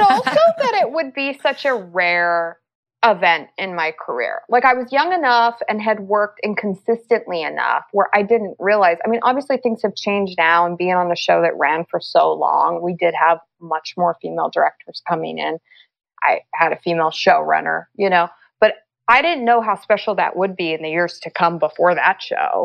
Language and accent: English; Los Angeles, California, United States; also born or lived in Middle East; I'm from Los Angeles, and I live in Los Angeles.